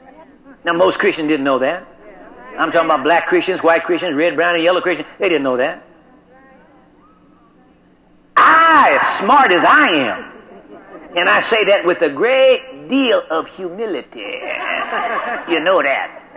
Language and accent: English; United States; I am an American, and I am in America